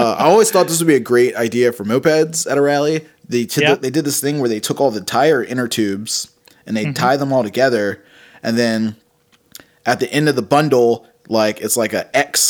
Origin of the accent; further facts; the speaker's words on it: Richmond, Virginia, United States; I grew up in like the West End of Richmond